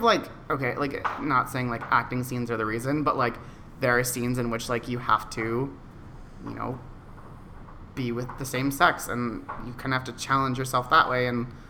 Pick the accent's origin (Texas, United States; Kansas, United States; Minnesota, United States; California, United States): Texas, United States; San Antonio; moved away as an adult; also born or lived in North Dakota / Omaha / New York City; I was born in North Dakota and then moved to, like, Omaha for, like, 6 months or something like that. When I was, like, two or four. I think I was 4. My brother might have been 2. And then we moved to San Antonio and lived there for...